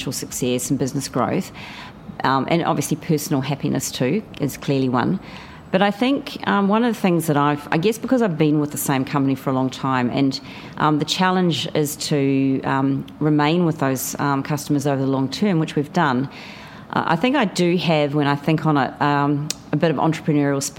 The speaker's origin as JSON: {"language": "English", "country": "New Zealand", "moved": "as an adult", "lives_now": "Australia", "said": "You may be able to tell from my voice that I'm a New Zealander. I've lived in Australia since the year 2000."}